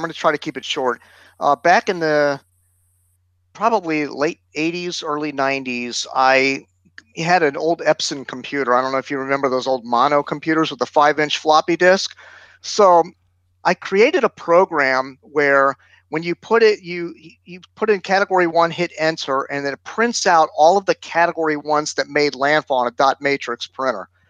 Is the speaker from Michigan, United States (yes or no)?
no; South Florida, United States; I'm from South Florida where it's very congested down here.